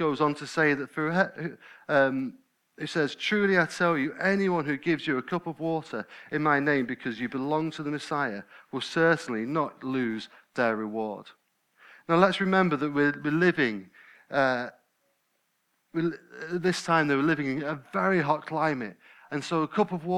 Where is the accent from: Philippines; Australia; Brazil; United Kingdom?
United Kingdom; We're British, aren't we? I nearly said English. I'm not English, I'm British. We're British